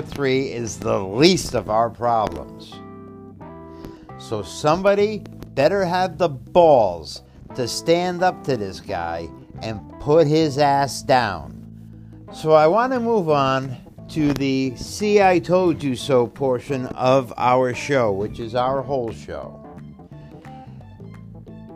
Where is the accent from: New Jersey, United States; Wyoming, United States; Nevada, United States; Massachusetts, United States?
Massachusetts, United States; Chicopee; my hometown, Chicopee, Massachusetts